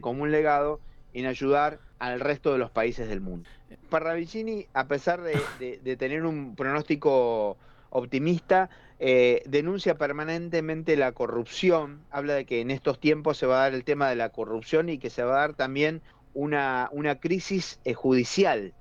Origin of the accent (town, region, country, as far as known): Argentina